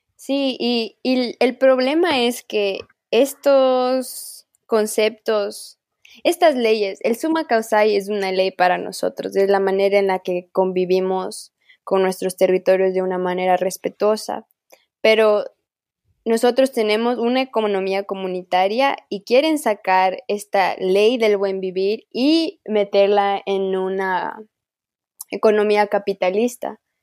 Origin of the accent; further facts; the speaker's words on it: Ecuador; accent: Amazonian Kichwa; mi dialecto viene del Amazonas